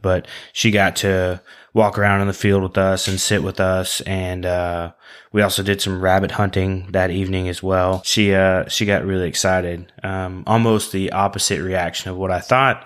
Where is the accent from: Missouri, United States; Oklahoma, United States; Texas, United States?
Oklahoma, United States; southern; Growing up in Oklahoma, we have, uh, there's not a whole lot of pheasants in southern Oklahoma